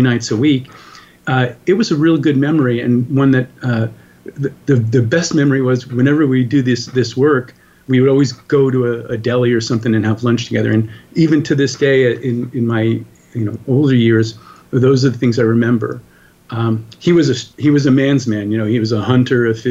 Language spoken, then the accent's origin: English; New York and Long Island, United States; I grew up in New York and Long Island, New York